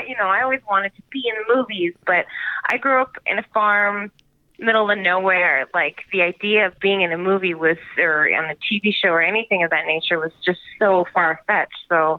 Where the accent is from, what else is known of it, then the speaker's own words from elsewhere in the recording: Vancouver, British Columbia, Canada; Yeah, I mean, horseback riding was kind of a must because that was what my dad did. So we grew up riding and taking care